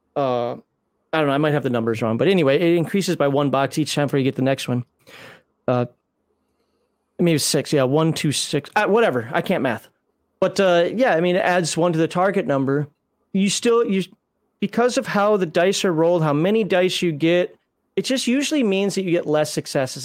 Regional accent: United States; I'm American

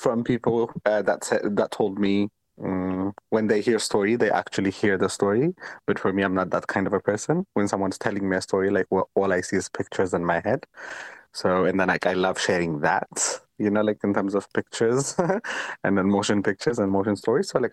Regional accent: Ethiopia; now in United Kingdom; I am from Ethiopia.

